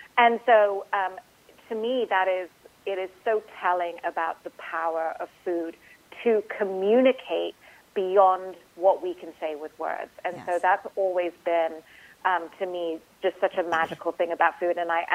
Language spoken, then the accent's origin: English; Dubai, United Arab Emirates; also born or lived in India; I grew up in Dubai. I grew up in a Muslim country. I had friends from all over the world. I have a Hindu first name. I'm from a country that is majority Hindu